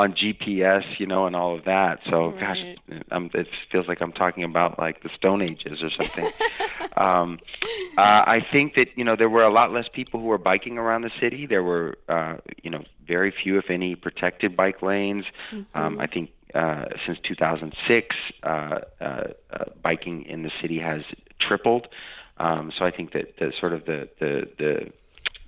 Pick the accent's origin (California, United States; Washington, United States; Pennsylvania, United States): California, United States; East Bay; now in San Francisco, United States; I'm from the Bay Area, so I grew up in the East Bay